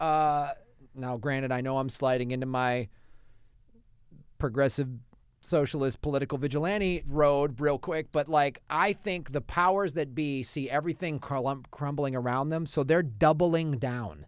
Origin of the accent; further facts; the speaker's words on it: Evanston, Illinois, United States; also born or lived in Madison, Wisconsin; we moved from Madison, Wisconsin to Evanston, Illinois, and Evanston is on the north shore of Chicago